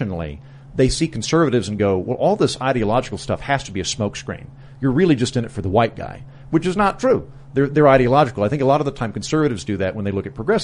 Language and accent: English; Oklahoma, United States; moved away; also born or lived in New York; I'm from Oklahoma and I have all these conservative friends